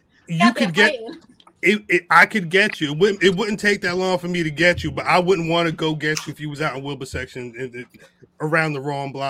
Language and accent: English; New Jersey, United States; I'm from Jersey.